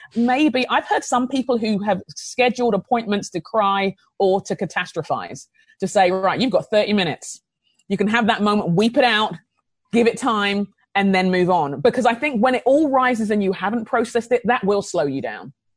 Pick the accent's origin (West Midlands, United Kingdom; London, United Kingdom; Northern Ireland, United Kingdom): London, United Kingdom; now in Minnesota, United States; I grew up in London